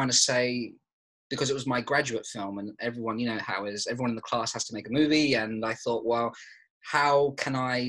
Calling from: London, United Kingdom; I'm calling from London at the moment

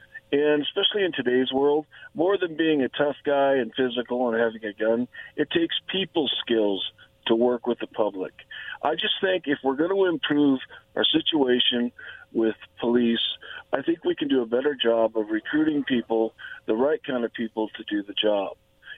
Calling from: La Grande, Oregon, United States; from La Grande, Oregon.

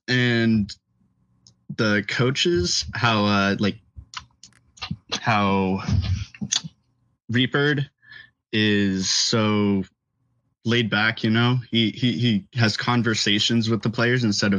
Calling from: Los Angeles, California, United States; I'm calling from Los Angeles.

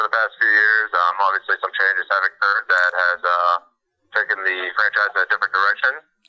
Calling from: Butler, Pennsylvania, United States; I'm calling from Butler, PA.

